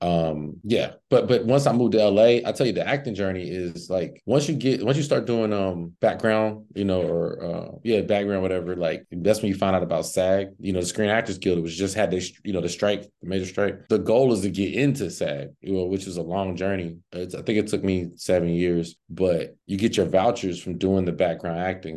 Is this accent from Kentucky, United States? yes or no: no; Cincinnati, Ohio, United States; now in Los Angeles, United States; I'm from, uh, Cincinnati, Ohio originally, but I currently reside in Los Angeles